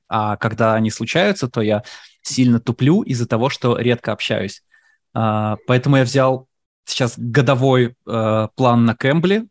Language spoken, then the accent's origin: Russian; Moscow, Russia; now in United States; Я говорю, так и так, Москва.